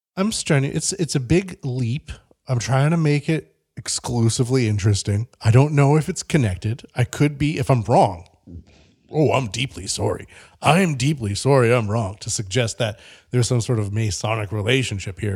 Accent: Canada; moved away; I'm from Canada

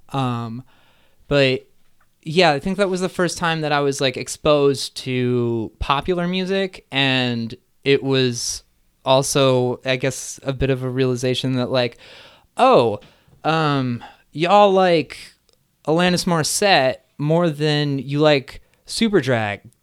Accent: Neshanic Station, New Jersey, United States; I grew up in central New Jersey in a small town called Neshanic Station

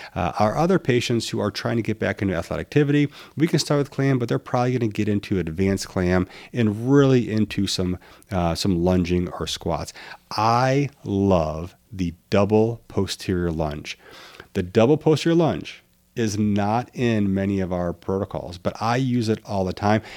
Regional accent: Midwest, United States; I'm from the Midwest

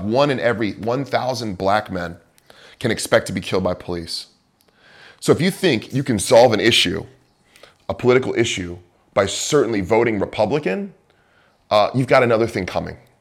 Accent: Bay Area, California, United States; moved away as an adult; also born or lived in Moscow, Idaho / Chicago / Pacific Northwest; Growing up in the Bay Area

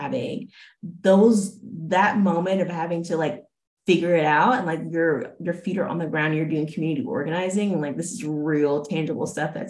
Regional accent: Daphne, Alabama, United States; moved away as an adult; also born or lived in Auburn, Alabama; now in Los Angeles, United States; I'm from Alabama, born and raised

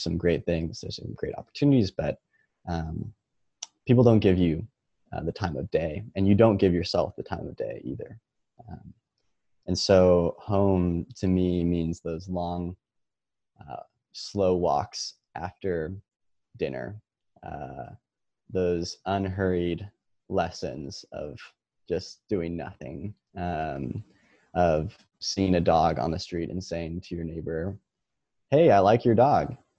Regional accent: Monterey, California, United States; also born or lived in Bay Area, California; I grew up in Monterey all my life

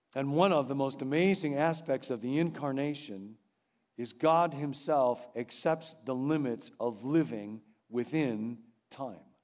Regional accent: Rockville, Illinois, United States; moved away; my hometown, Rockville, Illinois

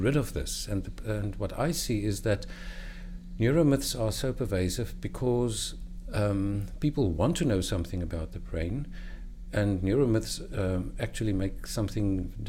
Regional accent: South Africa; I'm from South Africa

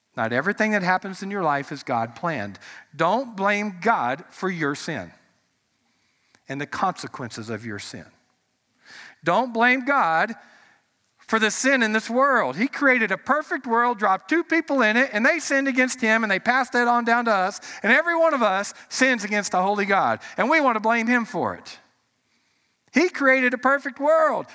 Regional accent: United States; as an American

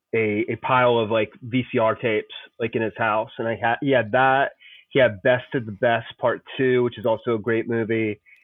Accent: Columbus, Ohio, United States; I grew up in Columbus, Ohio

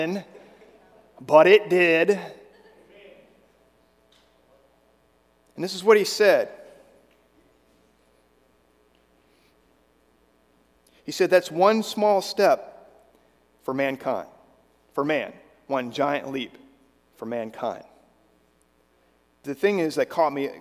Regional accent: Virginia, United States; When I was growing up in Virginia, I did a lot of hiking along the Appalachian Trail as a Boy Scout

